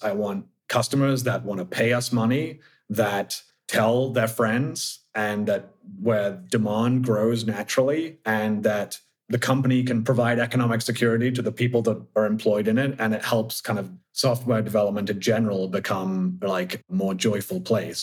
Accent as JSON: {"language": "English", "town": "Oxford", "region": "South East England", "country": "United Kingdom", "moved": "yes", "lives_now": "San Francisco, United States", "said": "from the UK, from Oxford originally, but I live in the outer Richmond in San Francisco"}